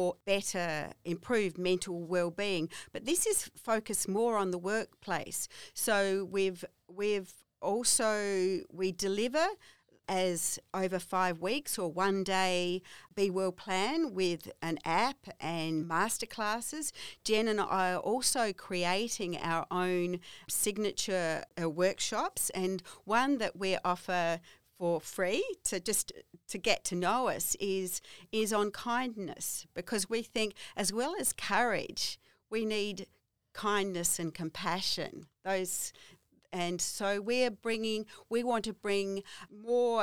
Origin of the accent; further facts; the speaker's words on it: Kangaroo Island, South Australia, Australia; I come from Kangaroo Island